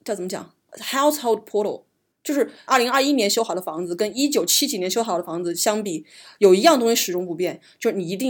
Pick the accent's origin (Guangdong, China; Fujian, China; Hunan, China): Hunan, China; 我们湖南人不吃这玩意儿，